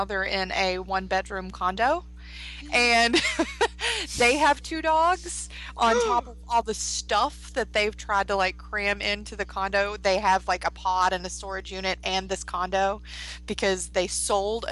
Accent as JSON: {"language": "English", "town": "Ashland", "region": "Kentucky", "country": "United States", "tie": "born or raised there", "moved": "yes", "said": "my hometown of Ashland, Kentucky"}